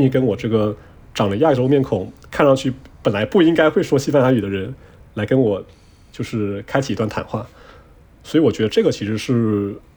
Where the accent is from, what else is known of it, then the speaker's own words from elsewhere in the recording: Quanzhou, Fujian, China; first language Chinese; moved away; 我老家泉州是海上丝绸之路的起点嘛。然后，但是我老家啊。我们讲的方言叫做闽南语